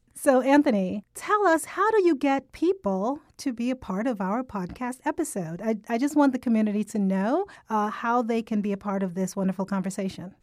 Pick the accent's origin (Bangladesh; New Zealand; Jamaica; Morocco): Jamaica; accent: Jamaican; moved away; I'm Caribbean. I'm actually from Jamaica, so I have a heavier Jamaican accent when I'm speaking with people who are from Jamaica